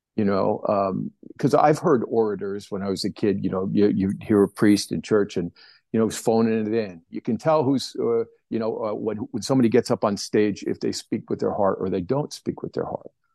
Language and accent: English; New Jersey, United States; moved away; I grew up on the East Coast, back in New Jersey, with the newspaper